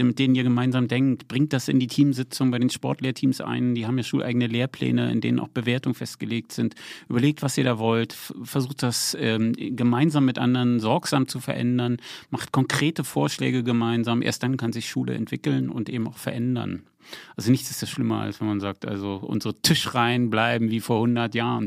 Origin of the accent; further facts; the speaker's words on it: Berlin, Germany; now in Potsdam, Germany; Jetzt bin ich in Potsdam ja noch, wohne da ja auch noch, ne? Aber ich bin Berliner